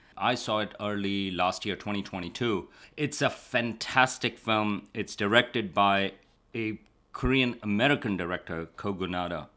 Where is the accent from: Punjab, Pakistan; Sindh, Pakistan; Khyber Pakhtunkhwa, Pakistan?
Sindh, Pakistan; Karachi; moved away as an adult; now in United States; I grew up in Karachi